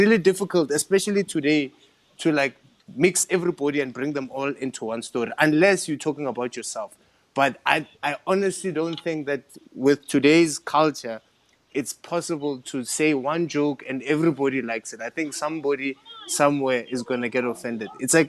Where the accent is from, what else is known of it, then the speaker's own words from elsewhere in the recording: Limpopo, South Africa; I can go, I'm from Limpopo, and I go, because I'm from Limpopo, you know, we do this.